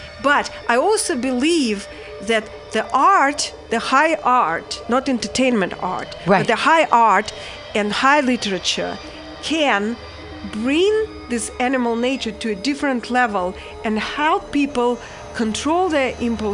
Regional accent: Saint Petersburg, Russia; moved away; I come from St. Petersburg, which is a former Leningrad

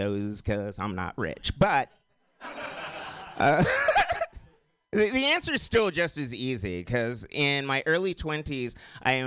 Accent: Portland, Oregon, United States; I am from Portland

